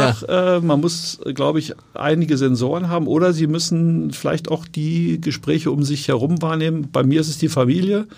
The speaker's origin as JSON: {"language": "German", "town": "Wolfsburg", "region": "Lower Saxony", "country": "Germany", "tie": "born or raised there", "also_born_or_lived": "Göttingen", "moved": "as an adult", "lives_now": "Hamburg, Germany", "said": "ich bin ja in Wolfsburg aufgewachsen"}